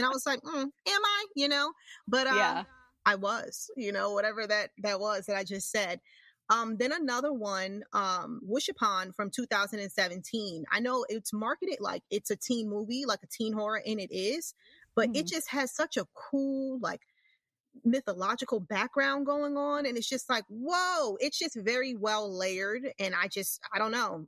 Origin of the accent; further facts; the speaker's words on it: New York, United States; I'm from New York, even though, you know, New York is considered where I live upstate, but it's not, it's like right there